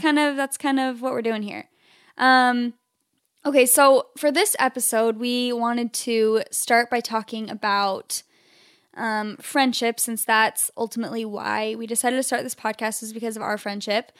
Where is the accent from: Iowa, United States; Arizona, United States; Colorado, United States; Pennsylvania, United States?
Arizona, United States; Phoenix; now in Southern California, United States; I'm from Phoenix, Arizona originally, which is where Chelsea and I met.